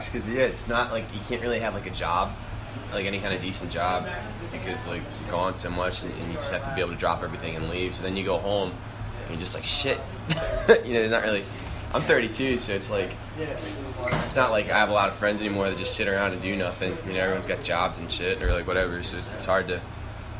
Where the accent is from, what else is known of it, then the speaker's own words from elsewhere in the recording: Annapolis, Maryland, United States; I'm from Annapolis, Maryland.